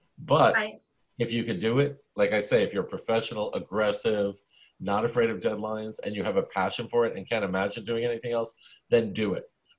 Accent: New York City, New York, United States; also born or lived in Lower East Side, Manhattan; I was born in the Lower East Side, but when I was a kid, a little 1.5 years old, my parents and I moved to Bensonhurst, Brooklyn. Mm-hmm. Grew up there, old school Italian-American macho neighborhood.

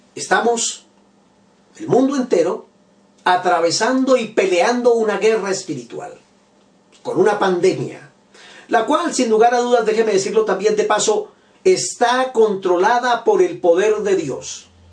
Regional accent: Bogotá, Colombia; yo soy bogotano, vivo en Colombia

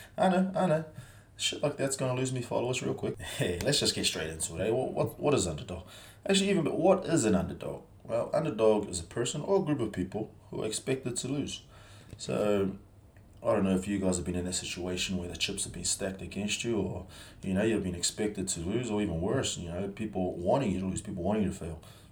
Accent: New Zealand; also born or lived in Samoa; I come from New Zealand. I was born in Samoa. We moved over to New Zealand in 1993.

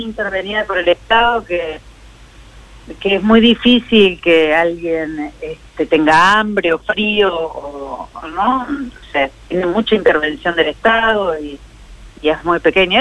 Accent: Morón, Buenos Aires Province, Argentina; los que vivimos y los que nacimos en Morón

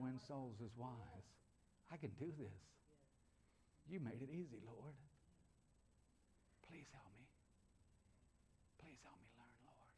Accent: United States; I'm an American

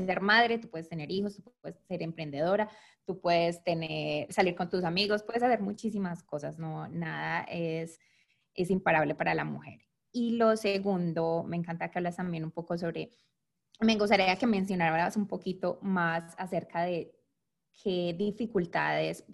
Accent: Medellín, Antioquia, Colombia; now in Detroit, United States; yo nací en Colombia y obviamente al aprender inglés aquí, mi acento es muy fuerte

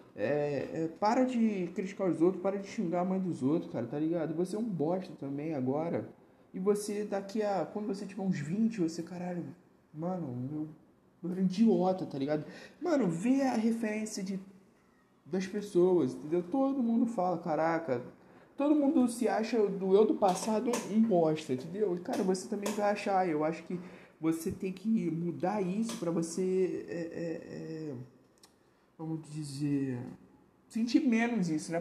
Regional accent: Rio, Rio de Janeiro, Brazil; eu não sou de São Paulo, eu sou do Rio

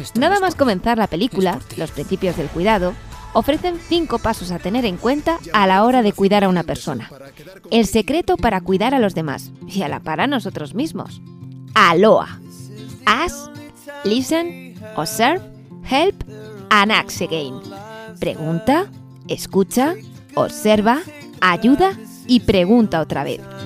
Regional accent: Ciudad Rodrigo, Castile and León, Spain; nosotros que somos de Ciudad Rodrigo

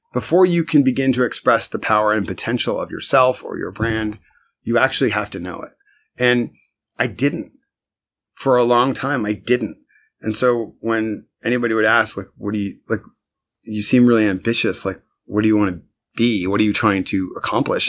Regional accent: Westfield, New Jersey, United States; moved away as an adult; now in Brooklyn, United States; I was born in Westfield, New Jersey.

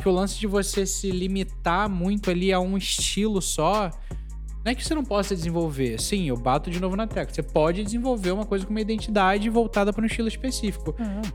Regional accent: Brazil; a gente é brasileiro

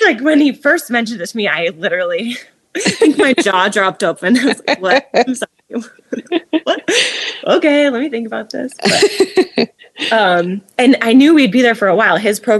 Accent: Midwest, United States; Growing up in the Midwest, you know, like I'm sure there's a lot of good places to live, right?

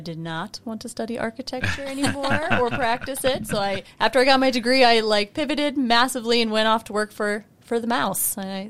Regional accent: Pennsylvania, United States; also born or lived in New Hampshire / Minnesota / Elkhart; I was born in New Hampshire and moved around the country with my family. We lived in Minnesota. We lived in Elkhart. We lived in Pennsylvania, New Hampshire again. I spent my high school years in Pennsylvania

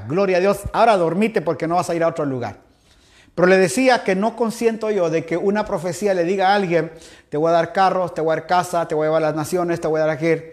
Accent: Guatemala; now in Guayaquil, Ecuador; como decimos allá en mi país Guatemala

